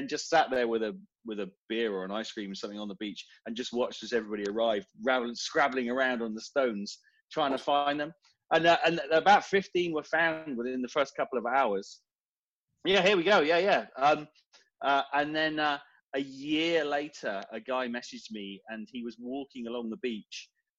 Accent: Devon, South West England, United Kingdom; moved away as an adult; now in Portsmouth, United Kingdom; Far southwest of the UK, so down in Devon. Sleepy little city down there, but I settled up here about 20-25 years ago, so this is where I call home.

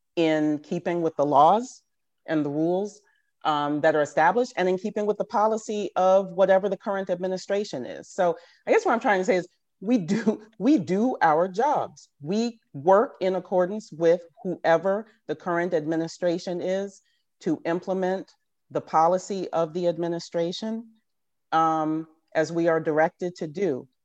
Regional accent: Richmond, Virginia, United States; moved away as an adult; also born or lived in Philadelphia; now in Washington, D.C., United States; I was from Richmond at the time, went back home to Richmond

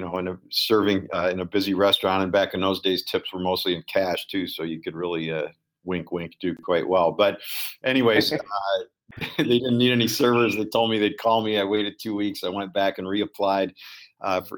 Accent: Chicago, Illinois, United States; moved away as an adult; now in Ann Arbor, United States; I grew up in Chicago

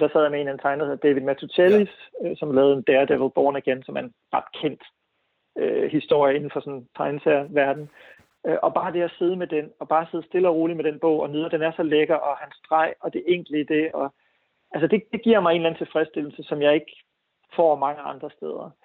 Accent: Viborg, Central Denmark Region, Denmark; i Viborg, hvor jeg voksede op

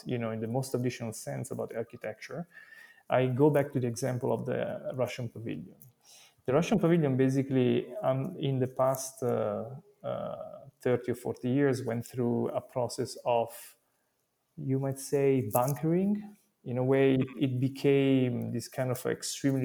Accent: Italy; I come from Italy

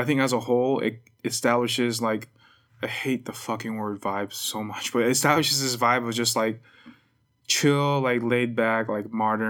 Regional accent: Houston, Texas, United States; moved away; I'm from Houston. Like, my first intro to music was, like, Houston rap.

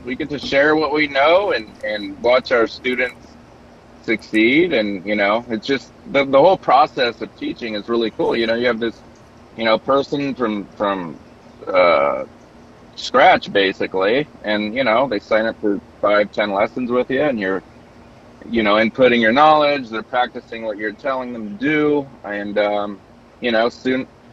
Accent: Long Beach, California, United States; also born or lived in Orange County, California; when I got into teaching, you know, I'm in my hometown. So, you know, I haven't been around much because I'd moved to Orange County, California, which is 30 minutes south of Long Beach area

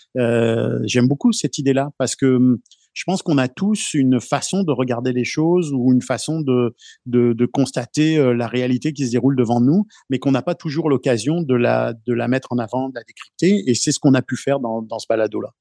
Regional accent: France; moved away; je viens de France aussi

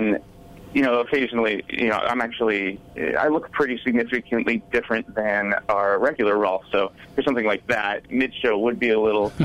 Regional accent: Nashua, New Hampshire, United States; moved away; I'm originally from Nashua, New Hampshire, so not too far away

